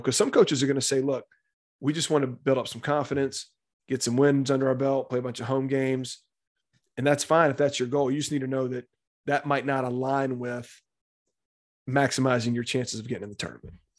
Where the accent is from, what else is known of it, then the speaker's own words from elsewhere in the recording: Birmingham, Alabama, United States; now in Tuscaloosa, United States; I grew up in Birmingham, Alabama, born and raised there.